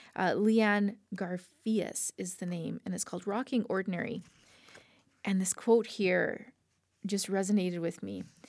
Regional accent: Lethbridge, Alberta, Canada; also born or lived in Slave Lake; born and raised in Lethbridge

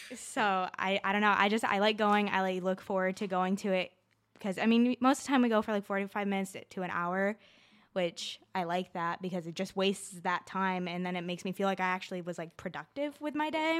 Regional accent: Mayfield, New York, United States; I grew up in Mayfield, New York.

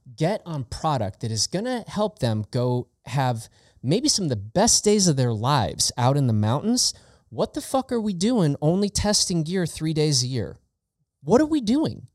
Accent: Chicago, Illinois, United States; I grew up in Chicago, in the Chicago area

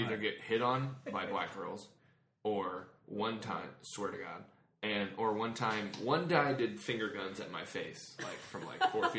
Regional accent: St. Louis, Missouri, United States; I grew up in North County, St. Louis or whatever.

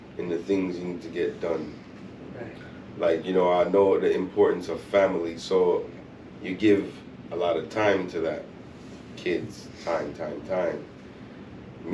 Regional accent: Jamaica; I'm Jamaican, and I do reggae

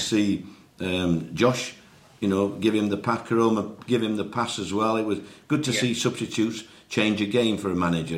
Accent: Yorkshire and the Humber, United Kingdom; as a Yorkshireman

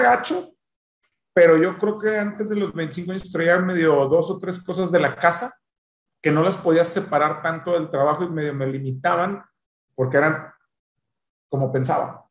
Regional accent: Monterrey, Nuevo León, Mexico; soy de Monterrey

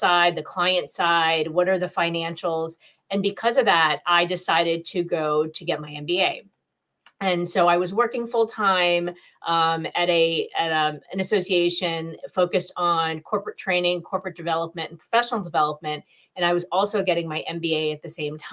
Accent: New Jersey, United States; I was born in New Jersey. My parents immigrated here from India. And so I'm a first generation American

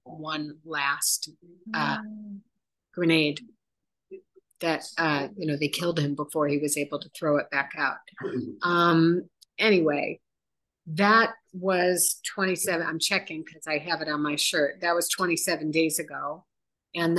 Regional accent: United States; also born or lived in Chicago; now in Israel; we're American.

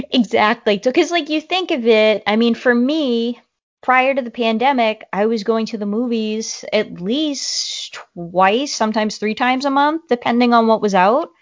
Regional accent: Boston, Massachusetts, United States; accent: Boston; my Boston accent would probably come out

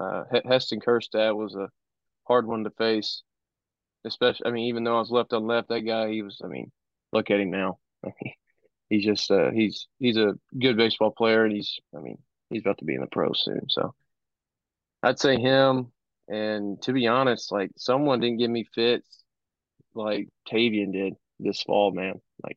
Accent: Cabot, Arkansas, United States; Oh yeah.

